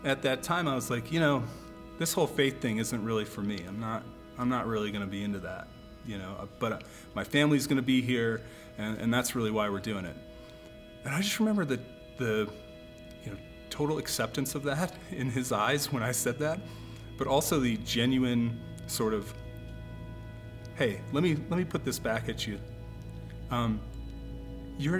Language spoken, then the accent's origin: English; Chicago, Illinois, United States; now in Denver, United States; I am originally from Chicago, currently a cardiologist working in Denver.